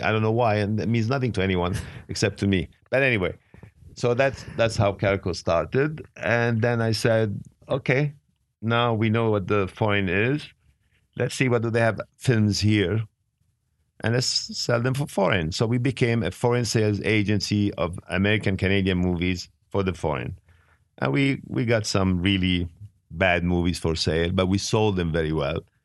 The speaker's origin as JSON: {"language": "English", "town": "Beirut", "region": "Beirut Governorate", "country": "Lebanon", "tie": "born or raised there", "also_born_or_lived": "Italy / France / England / Switzerland", "second_language": "English", "moved": "yes", "lives_now": "United States", "said": "I was living in Beirut. I was born in Beirut, and I was living in Europe"}